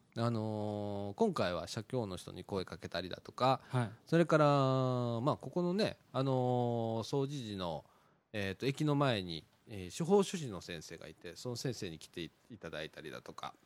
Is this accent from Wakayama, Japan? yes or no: no; Takatsuki, Osaka, Japan; 俺は小さい時に高槻に住んでたんだけど